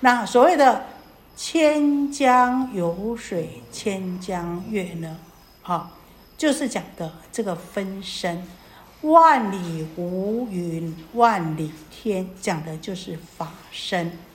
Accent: Taiwan; 我们台湾人好像礼轻情意重

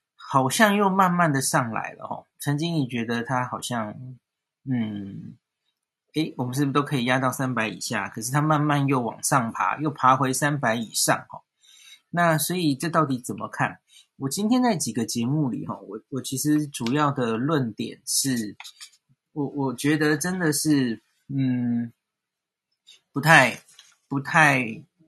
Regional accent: Taipei, Taiwan; 我们台北人

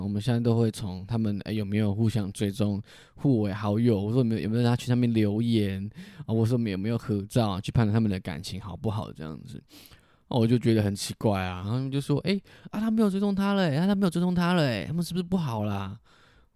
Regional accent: southern Taiwan, Taiwan; 溜了一下台语，哦，证明我是南部人

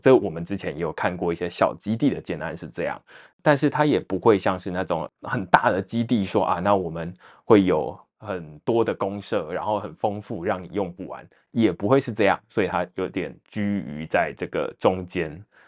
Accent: Taipei, Taiwan; 身为台北人

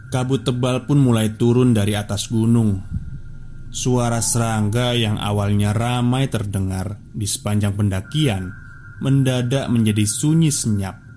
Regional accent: Garut, West Java, Indonesia; Yang sering saya lihat di desa asal saya Garut

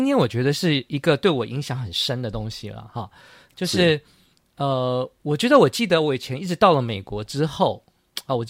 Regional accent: Taiwan; moved away; also born or lived in United States; 对对对，我在小时候，因为我在去美国念书前，或是想起小时候

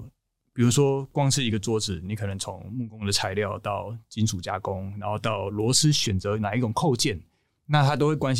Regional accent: Taichung, Taiwan; 我们台中人

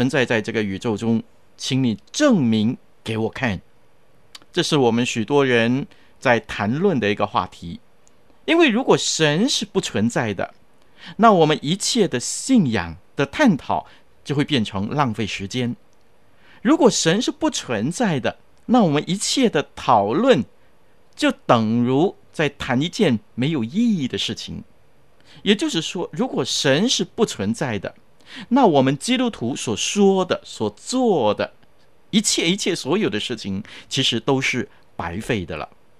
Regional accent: China; 我们中国人也有一句话说：“举头三尺有神明”，对不对？

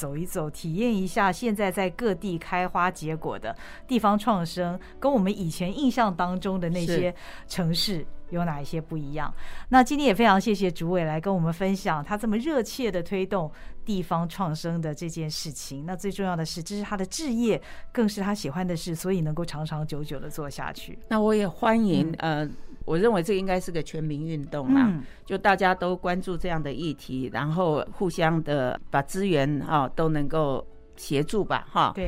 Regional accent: Taiwan; 虽然我们都是台湾人

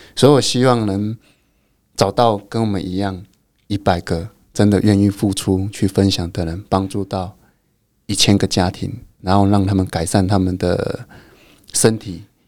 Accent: Fangshan Township, Pingtung County, Taiwan; 我们家乡附近

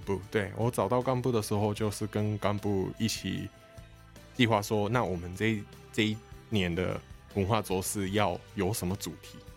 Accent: Japan; first language Japanese; Chinese is a second language; moved away as an adult; also born or lived in Taiwan; now in Kaohsiung, Taiwan; 我是来自日本的

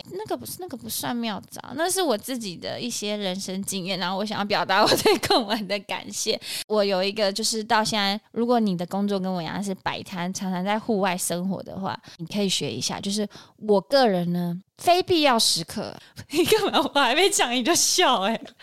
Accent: Banqiao, New Taipei, Taiwan; 我的老家板桥

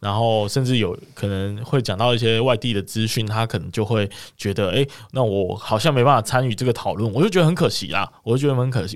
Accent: Kaohsiung, Taiwan; 我们都是高雄的，呃，人一起去的嘛

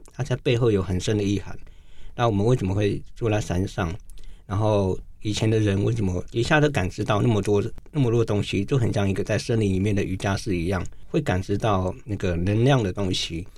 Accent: cities of northern Taiwan, Taiwan; also born or lived in Wanrong Township, Hualien County (Truku people); 我们是住在北部都市长大的

